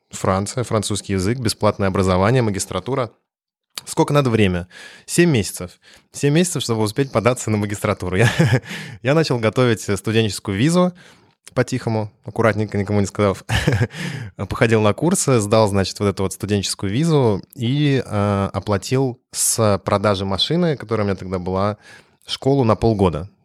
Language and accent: Russian; Russia; moved away as an adult; also born or lived in France; я притащил из России свой российский характер